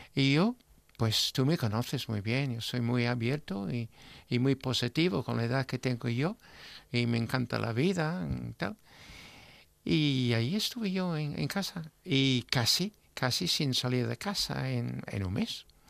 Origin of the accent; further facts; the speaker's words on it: England, United Kingdom; yo como inglés